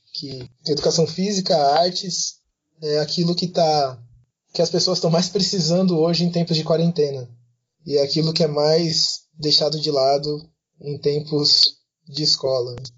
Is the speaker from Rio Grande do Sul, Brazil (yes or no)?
no; Bauru, São Paulo, Brazil; eu sou de Bauru